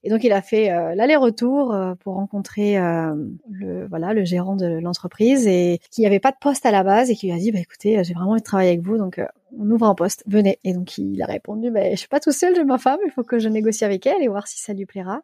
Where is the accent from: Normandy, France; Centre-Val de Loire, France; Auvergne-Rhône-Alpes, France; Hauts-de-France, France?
Hauts-de-France, France; Lille; moved away as an adult; also born or lived in Paris; now in Hamburg, Germany; je suis originaire de Lille